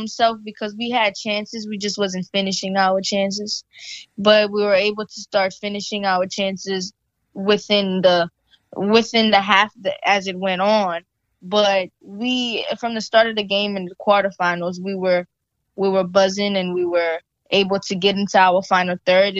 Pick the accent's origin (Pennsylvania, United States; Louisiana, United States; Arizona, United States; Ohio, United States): Louisiana, United States; being that we're from Louisiana